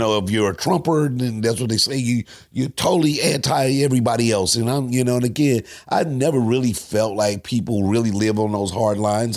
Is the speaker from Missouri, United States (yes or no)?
yes; St. Louis, Missouri, United States; Me coming from Saint Louis